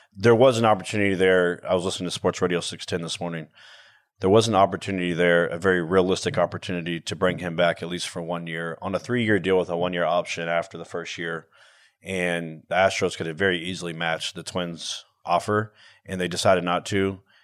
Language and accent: English; Houston, Texas, United States; I'm from Houston